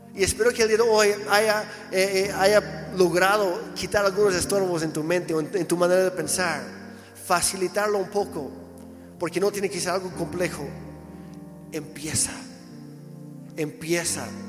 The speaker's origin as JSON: {"language": "Spanish", "country": "Mexico", "said": "como mexicanas y mexicanos"}